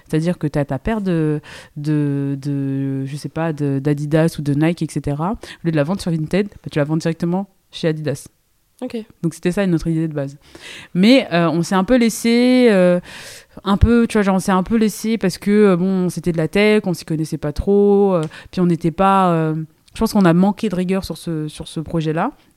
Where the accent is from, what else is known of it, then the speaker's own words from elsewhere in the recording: Seine-et-Marne, Île-de-France, France; moved away as an adult; J'ai grandi en, en Ile-de-France, j'ai fait toute ma, ma, ma vie euh, en Seine-et-Marne, donc pur produit francilien